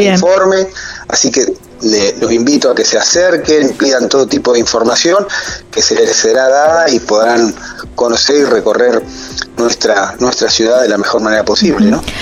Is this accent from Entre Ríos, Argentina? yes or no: no; Carmen de Patagones, Buenos Aires Province, Argentina; las torres de la iglesia, nuestra parroquia, nuestra ciudad del Carmen